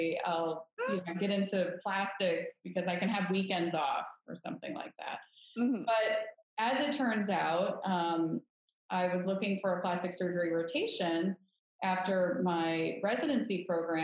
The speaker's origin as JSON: {"language": "English", "town": "Detroit", "region": "Michigan", "country": "United States", "tie": "born or raised there", "said": "I am originally from Detroit, Michigan. I was born and raised in a small town called Corktown in sort of the downtown area of Detroit."}